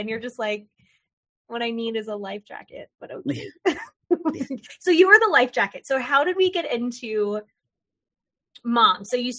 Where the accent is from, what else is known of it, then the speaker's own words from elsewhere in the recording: Florida, United States; now in North Carolina, United States; So I grew up in Florida, but now I live in North Carolina.